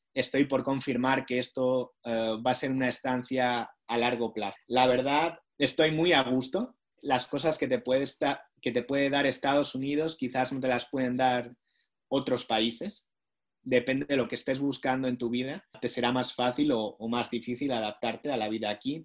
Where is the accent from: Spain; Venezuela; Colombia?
Spain; Basque Country; moved away as an adult; now in Washington, United States; yo soy del País Vasco, pero ellos no hablaban el idioma en el que yo fui instruido en la escuela